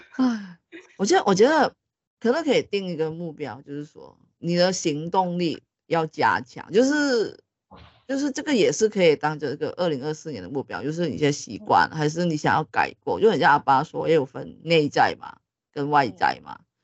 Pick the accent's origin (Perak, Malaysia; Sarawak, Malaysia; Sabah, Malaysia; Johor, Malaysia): Sabah, Malaysia; now in Taiwan; 现在我们录音这个时候我还在沙发， 还在我家乡